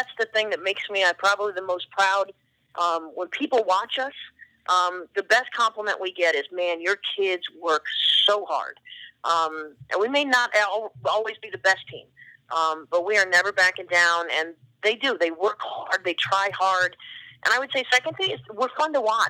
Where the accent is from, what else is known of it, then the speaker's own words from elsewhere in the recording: Oregon, United States; now in Boston, United States; I grew up in Oregon, and I've got family in Eastern Oregon where there are no people.